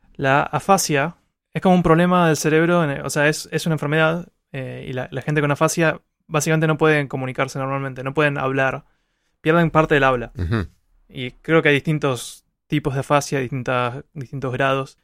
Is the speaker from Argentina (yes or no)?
yes; Argentina; yo uso malas palabras como todo argentino